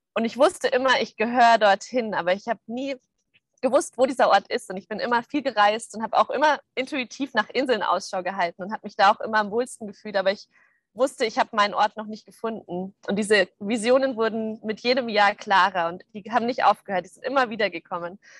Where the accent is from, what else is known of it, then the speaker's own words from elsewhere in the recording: Munich, Bavaria, Germany; moved away; ich komme aus München